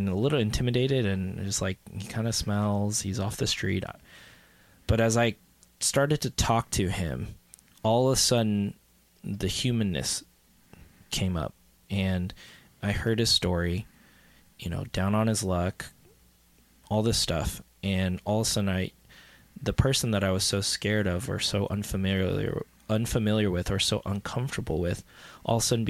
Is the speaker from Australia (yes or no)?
no; Midwest, United States; I grew up in the Midwest in a very conservative church.